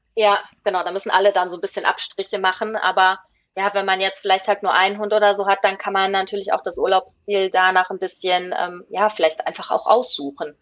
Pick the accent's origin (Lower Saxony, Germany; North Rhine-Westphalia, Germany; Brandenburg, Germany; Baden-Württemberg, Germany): North Rhine-Westphalia, Germany; Ruhr area; moved away as an adult; now in Sweden; ich komme ja aus dem Ruhrgebiet